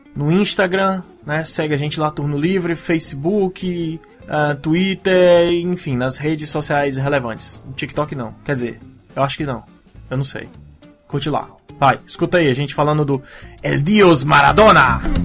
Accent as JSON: {"language": "Portuguese", "region": "Ceará", "country": "Brazil", "said": "Eu sou brasileiro, cearense"}